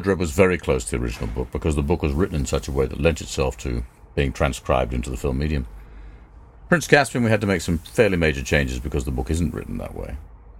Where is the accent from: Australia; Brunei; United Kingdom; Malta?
United Kingdom; England; also born or lived in New York, United States; I was then taken to England when my mother and father divorced, and lived in London for a couple of years, but I spent my childhood in England till I was 18.